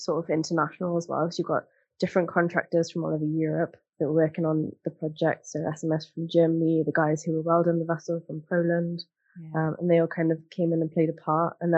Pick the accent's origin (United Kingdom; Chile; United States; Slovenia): United Kingdom; Newcastle upon Tyne, North East England; growing up in Newcastle, like, we had, like, shipyards and stuff